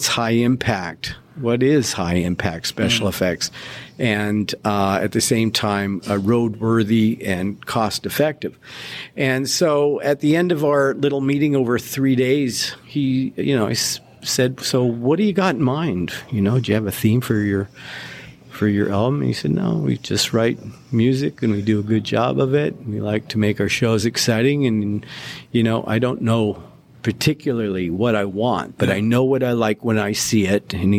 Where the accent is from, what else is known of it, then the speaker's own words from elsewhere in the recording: Australia; now in United States; It was when I came over from Australia, the first show I saw in Salt Lake City was the Wild Texas tour